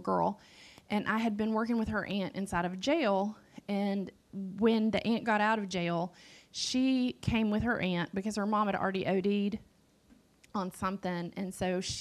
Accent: Western North Carolina, United States; I grew up in Appalachia. I grew up in Western North Carolina, one county over from where I serve right now

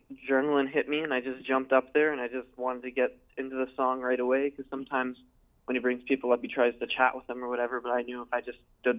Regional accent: Canada; we're Canadian polite.

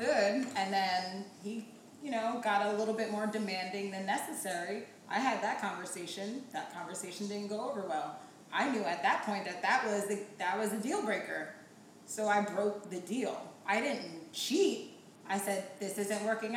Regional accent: Jamaica; I'm Jamaican.

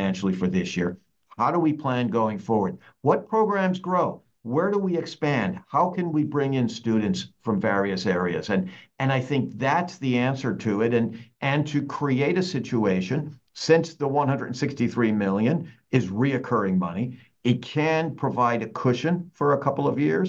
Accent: Cobleskill, New York, United States; A SUNY campus in my hometown in Cobleskill

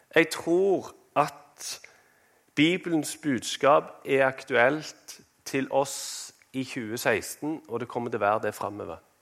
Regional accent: Norway; moved away as an adult; vi kom fra Norge

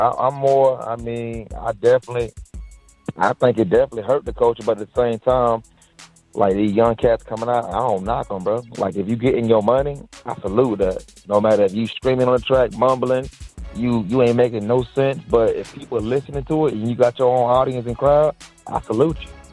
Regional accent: Dade City, Florida, United States; I'm from like it's called Dade City

